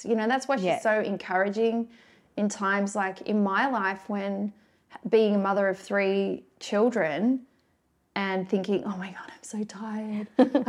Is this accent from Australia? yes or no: yes; Melbourne, Victoria, Australia; moved away as an adult; I grew up in Melbourne.